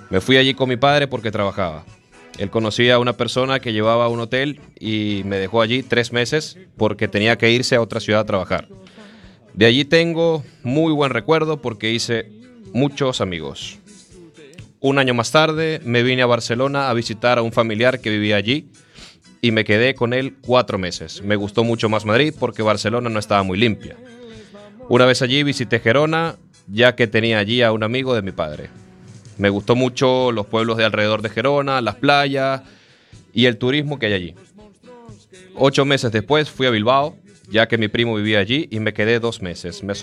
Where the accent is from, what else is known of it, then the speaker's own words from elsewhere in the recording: Morocco; Spanish is a second language; now in Spain; soy marroquí y hoy os voy a hablar sobre los lugares que conozco de España. Entré en España en el año 1970.